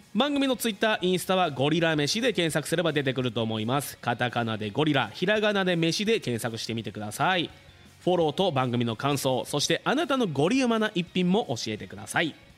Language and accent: Japanese; Fuji, Shizuoka, Japan; 生まれも育ちも富士市